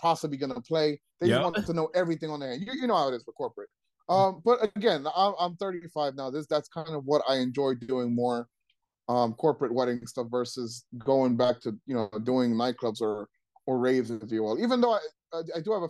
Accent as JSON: {"language": "English", "town": "Trenton", "region": "New Jersey", "country": "United States", "tie": "born or raised there", "said": "I grew up in Trenton."}